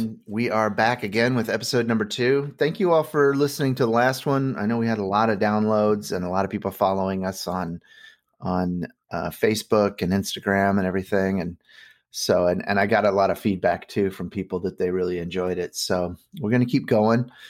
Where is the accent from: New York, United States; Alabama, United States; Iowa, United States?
Iowa, United States; Bettendorf; I grew up in Bettendorf, Iowa